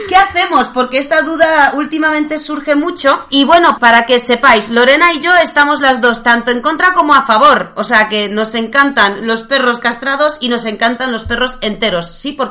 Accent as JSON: {"language": "Spanish", "country": "Poland", "second_language": "Spanish", "said": "Todos saben que soy polaca, así"}